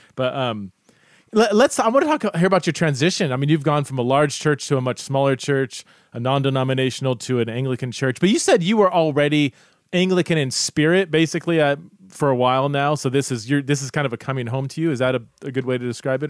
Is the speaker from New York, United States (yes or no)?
no; Southern California, United States; now in Idaho, United States; I'm from Southern Southern California.